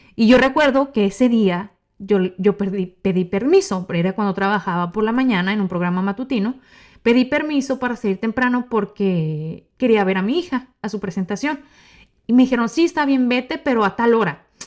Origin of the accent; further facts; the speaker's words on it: Mexico; soy mexicana